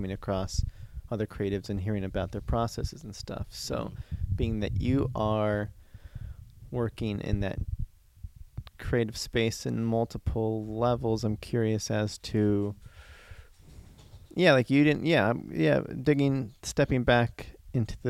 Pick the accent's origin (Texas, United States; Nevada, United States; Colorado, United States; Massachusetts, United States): Nevada, United States; Reno; now in Los Angeles, United States; I'm from Reno, Nevada, before I got